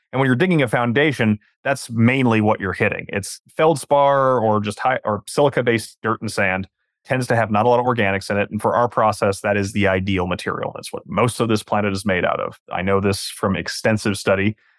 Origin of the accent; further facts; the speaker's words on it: Western Washington, United States; now in Southern California, United States; I'm from Western Washington